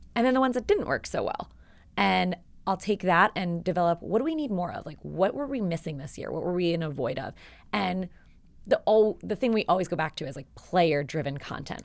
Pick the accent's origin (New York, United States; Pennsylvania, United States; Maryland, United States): Pennsylvania, United States; Philadelphia; I was from, born and raised in Philadelphia.